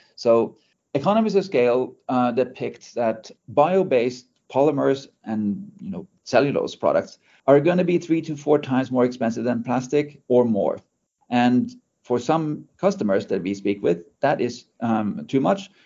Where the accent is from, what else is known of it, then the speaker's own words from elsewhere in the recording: Norway; now in United Kingdom; we are based in the UK. Um, I'm originally from Norway